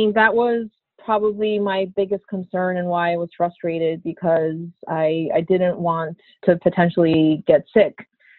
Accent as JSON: {"language": "English", "region": "New Yorker", "country": "United States", "said": "as a New Yorker"}